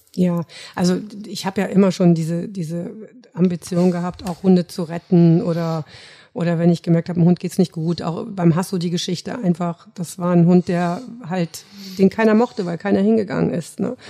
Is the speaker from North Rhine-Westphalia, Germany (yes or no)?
yes; between Cologne and Düsseldorf, North Rhine-Westphalia, Germany; moved away as an adult; now in Munich, Germany; ich komme aus Nordrhein-Westfalen